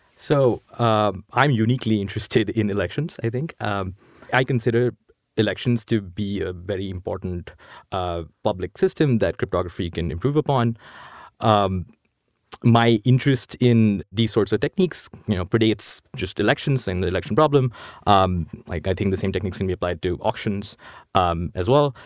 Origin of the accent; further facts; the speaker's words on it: New Delhi, Delhi, India; moved away as an adult; now in United States; I grew up in India. I grew up in New Delhi.